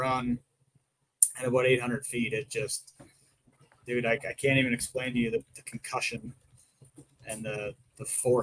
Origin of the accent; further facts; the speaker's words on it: Ontario, Canada; accent: Canadian; I'm from Ontario